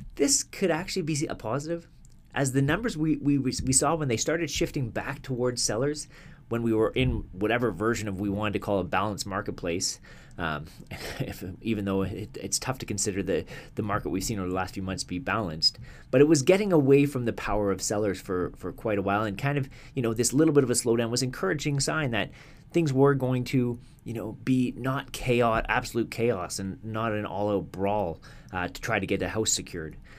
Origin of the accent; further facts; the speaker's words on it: Canada; as a Canadian